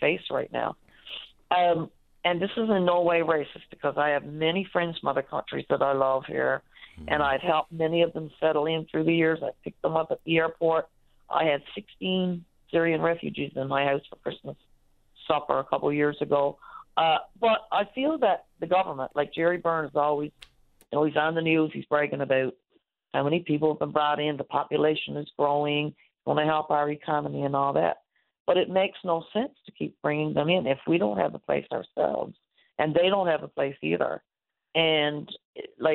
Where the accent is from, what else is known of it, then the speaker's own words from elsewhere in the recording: Twillingate, Newfoundland and Labrador, Canada; moved away as an adult; now in St. John's, Canada; I've been living in St. John since I was 18 from Twillingate.